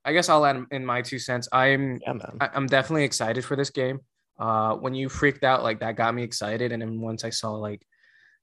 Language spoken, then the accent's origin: English; United States; I'm American as well. I'm just very bilingual